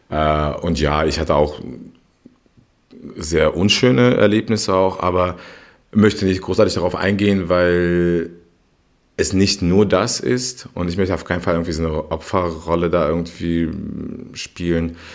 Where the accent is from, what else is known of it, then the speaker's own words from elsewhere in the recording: Berlin, Germany; vor allem auch Berlin natürlich, wo ich aufgewachsen bin, anderen Menschen gegenüber.